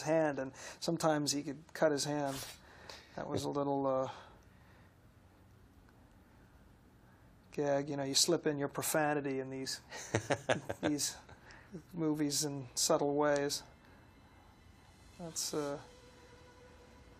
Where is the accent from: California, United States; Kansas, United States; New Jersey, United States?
New Jersey, United States; moved away; also born or lived in New York; I'm from New Jersey, and I've lived several years in New York